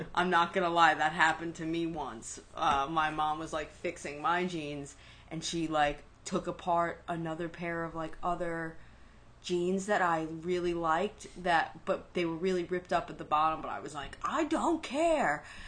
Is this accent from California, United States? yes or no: no; New York, United States; accent: New York; as a city kid, like as a New Yorker